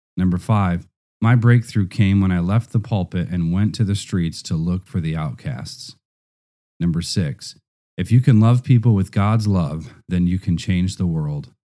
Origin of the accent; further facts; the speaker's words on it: Nigeria; now in Russia; I was from Nigeria